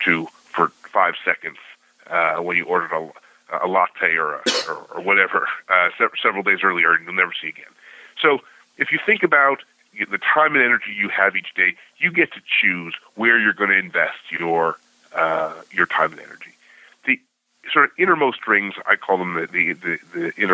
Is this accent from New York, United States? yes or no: yes; Buffalo, New York, United States; also born or lived in Cincinnati; My family was from Cincinnati. I grew up in Buffalo